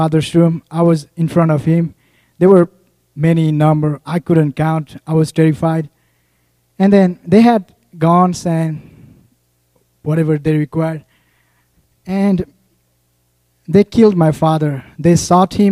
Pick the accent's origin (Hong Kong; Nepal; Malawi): Nepal; moved away as an adult; I'm from Nepal.